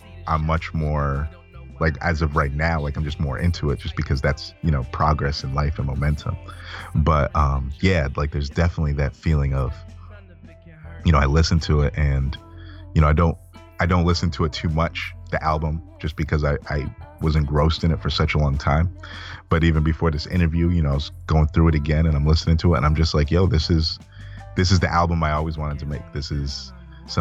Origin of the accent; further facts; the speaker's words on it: Malawi; moved away; I'm back home in Malawi